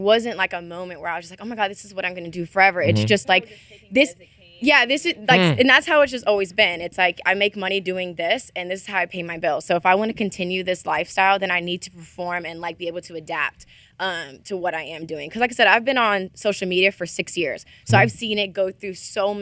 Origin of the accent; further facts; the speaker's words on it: Mississippi, United States; also born or lived in Ohio; I'm from Ohio, but I was raised in Mississippi. So I'm like a Southern gal